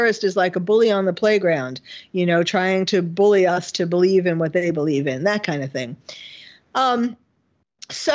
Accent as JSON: {"language": "English", "town": "New York City", "region": "New York", "country": "United States", "tie": "born or raised there", "moved": "as an adult", "lives_now": "California, United States", "said": "I was born and bred in New York City, and the Bronx, Flushing, Forest Hills, and then Manhattan"}